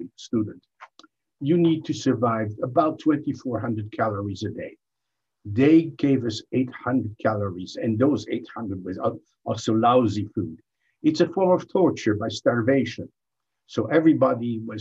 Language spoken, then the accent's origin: English; Belgium; English is a second language; moved away; also born or lived in France; I'm from Belgium